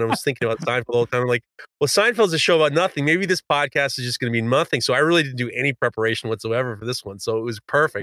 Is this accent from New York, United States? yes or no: yes; New York City, New York, United States; When I was growing up in Manhattan, I went to an all